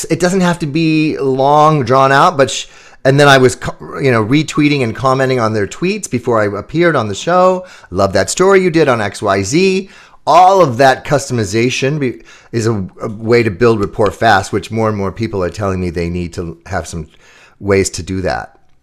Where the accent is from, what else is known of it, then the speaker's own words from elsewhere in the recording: Chicago, Illinois, United States; my hometown in Chicago